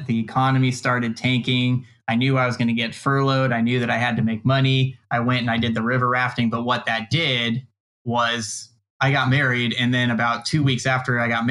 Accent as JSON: {"language": "English", "region": "Southern California", "country": "United States", "said": "I was from Southern California"}